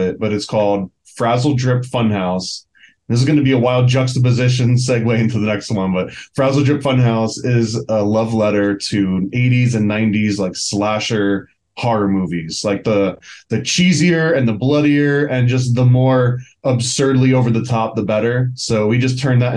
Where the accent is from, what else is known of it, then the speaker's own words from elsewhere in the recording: Long Island, New York, United States; I grew up in Long Island